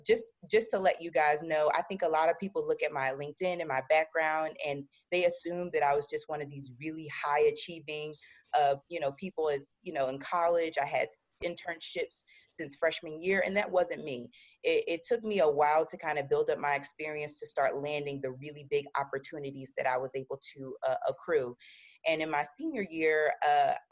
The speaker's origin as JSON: {"language": "English", "town": "Philadelphia", "region": "Pennsylvania", "country": "United States", "tie": "born or raised there", "said": "I'm originally from West Philadelphia"}